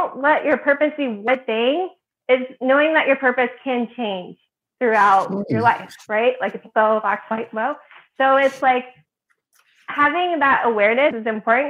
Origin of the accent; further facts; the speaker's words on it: Midwest, United States; also born or lived in Indiana / Illinois; So I'm originally from the Midwest. I grew up in Indiana and Illinois.